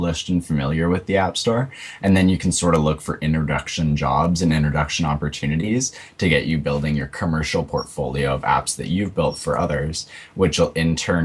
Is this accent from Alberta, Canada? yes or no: no; Winnipeg, Manitoba, Canada; I'm from Winnipeg, which is a big place in Canada